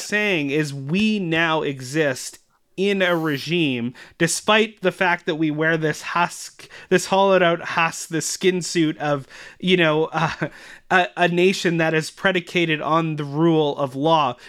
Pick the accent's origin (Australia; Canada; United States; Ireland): Canada; as actual Canadian citizens